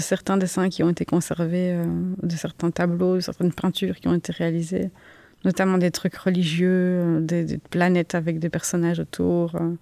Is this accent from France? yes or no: no; Uccle, Brussels-Capital Region, Belgium; je suis né en 1987 à Uccle, je suis artiste, je vis et je travaille à Bruxelles